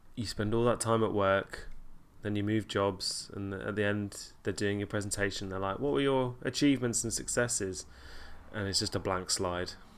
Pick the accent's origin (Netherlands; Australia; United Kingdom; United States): United Kingdom; Kent Sussex border, South East England; I grew up on the Kent Sussex border